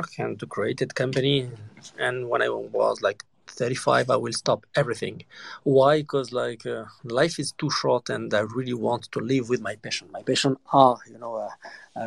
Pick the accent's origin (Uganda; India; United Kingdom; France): France; I grew up in France, so in Paris